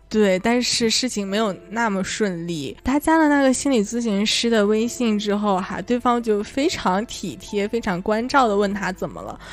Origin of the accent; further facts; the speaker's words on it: Northeast China, China; accent: Northeastern (Dongbei); 用我们东北话说